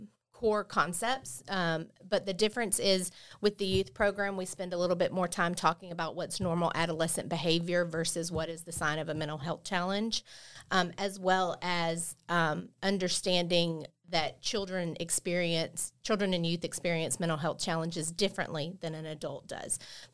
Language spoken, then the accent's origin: English; Bay County, Florida, United States; I was born and raised here in Bay County